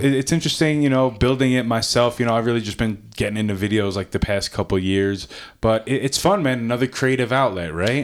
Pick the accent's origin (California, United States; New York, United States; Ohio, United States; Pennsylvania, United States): New York, United States; Long Island; now in Colorado, United States; I'm originally from Long Island